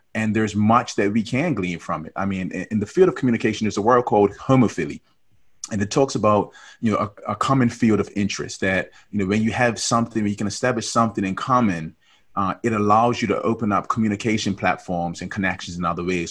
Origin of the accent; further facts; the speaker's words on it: Bermuda; moved away; I was born and raised in Bermuda